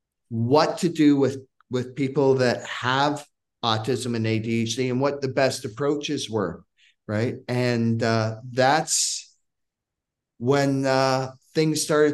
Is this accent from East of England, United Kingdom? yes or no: no; Scotland, United Kingdom; now in Hamilton, Canada; I came from Scotland, right, and to Hamilton, Ontario.